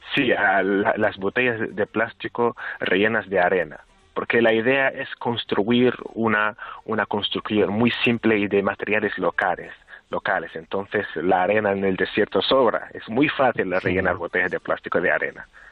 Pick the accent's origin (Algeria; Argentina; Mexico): Algeria; Sahrawi refugee camps, Tindouf; yo nací aquí en los campamentos, nací y crecí en los campamentos